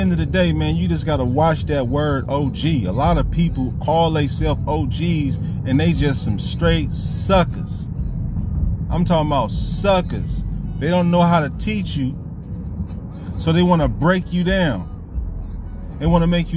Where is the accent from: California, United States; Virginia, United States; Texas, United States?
California, United States; Vallejo; moved away; I was raised in the Crest. Vallejo, California, man, one of the most sickest neighborhoods you would ever want to be